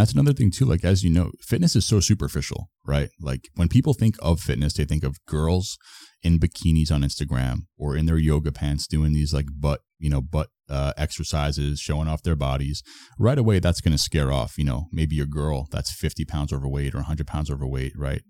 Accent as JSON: {"language": "English", "region": "Florida", "country": "United States", "also_born_or_lived": "Toronto", "said": "I'm from Florida, but I was living in Toronto for, like, almost a year"}